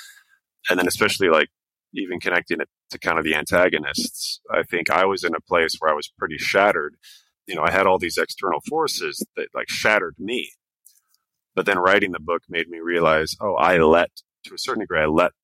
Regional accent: Portland, Oregon, United States; moved away as an adult; also born or lived in Astoria, Oregon / Amsterdam, Netherlands; I grew up in Portland.

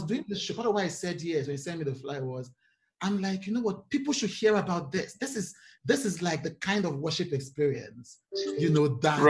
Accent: Nigeria; because I am a Nigerian worship person.

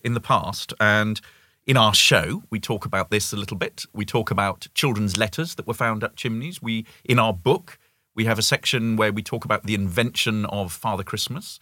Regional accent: United Kingdom; moved away as an adult; as a Brit

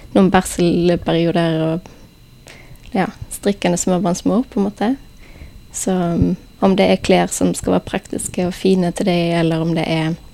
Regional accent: Haugesund, Rogaland, Norway; fra Haugesund

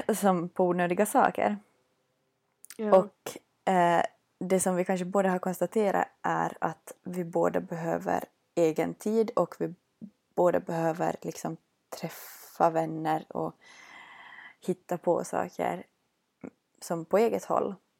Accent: Vörå, Ostrobothnia, Finland; moved away as an adult; now in Vaasa, Finland; bodde i min hemby Vörå

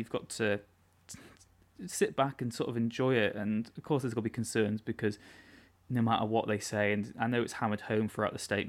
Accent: Wales, United Kingdom; But growing up in North Wales, and really rural North Wales, where there was 2 buses out of my village a day, and I didn't have much expendable income, there was no way I'd be able to go to a qualifying match in Cardiff.

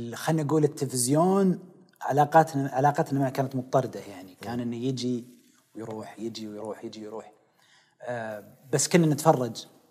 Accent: Riyadh, Riyadh Province, Saudi Arabia; also born or lived in Khobar; انا من وليد الخبر آه لكن نشأوا ويعني ترعرعت في الرياض كلها

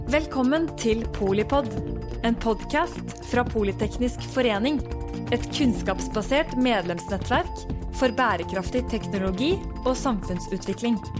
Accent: Kristiansund, Møre og Romsdal, Norway; Når jeg er hjemme i Kristiansund, som er en kommune som i veldig lang tid har vært helt avhengig av olja

